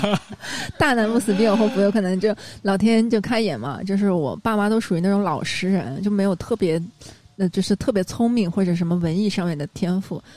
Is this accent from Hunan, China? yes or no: no; Shanghai, China; 我觉得我就是个江南的小姑娘， 因为我是在郊区长大的，我在闵行区嘛